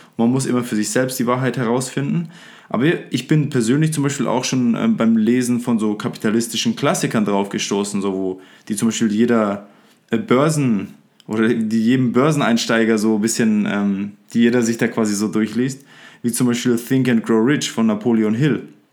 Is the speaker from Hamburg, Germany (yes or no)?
no; Upper Franconia, Bavaria, Germany; ich bin aus Freuchheim in Oberfranken gebürtig